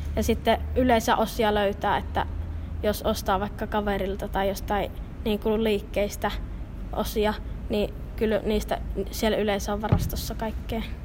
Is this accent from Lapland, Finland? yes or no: no; Kuopio, North Savo, Finland; mä oon Kuopiosta